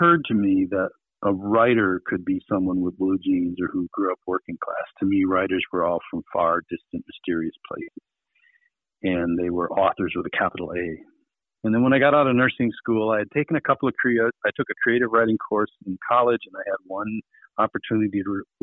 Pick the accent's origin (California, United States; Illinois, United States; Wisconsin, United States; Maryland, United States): Wisconsin, United States; I was born in Wisconsin, Rapids, Wisconsin. My dad was working at the paper mills at the time